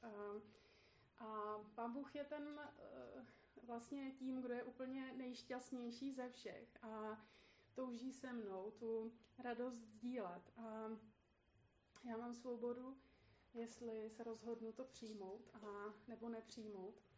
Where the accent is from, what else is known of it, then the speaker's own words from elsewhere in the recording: Poděbrady, Central Bohemian Region, Czechia; moved away as an adult; also born or lived in Australia; now in Prague, Czechia; v Poděbradech, odkud pocházím a kde jsou moje rodiče